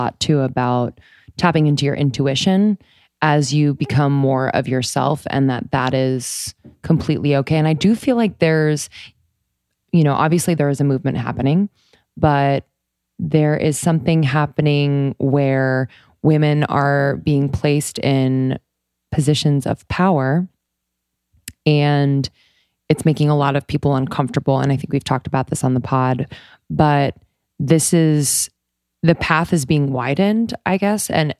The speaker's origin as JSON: {"language": "English", "town": "Philadelphia", "region": "Pennsylvania", "country": "United States", "said": "I'm from Philly."}